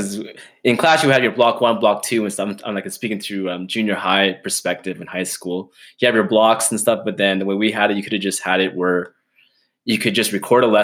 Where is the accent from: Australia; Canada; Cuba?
Canada; Edmonton, Alberta; I'm born and raised in Edmonton, living on the west side